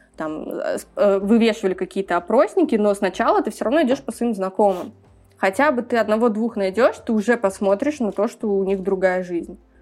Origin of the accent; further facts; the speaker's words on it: Tashkent, Uzbekistan; also born or lived in Kazakhstan; я выросла на Максима Горького, где всегда был такой очень европейский район, но при этом я ездила и на Челанзар, и была в очень разных закутках нашего города